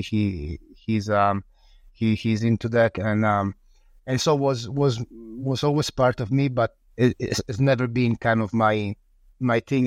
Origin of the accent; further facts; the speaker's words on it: northern Italy, Italy; also born or lived in Sicily / Udine; now in Friuli, Italy; I was born in Sicily in a small in a small village and then I grew up in the north of Italy in a small village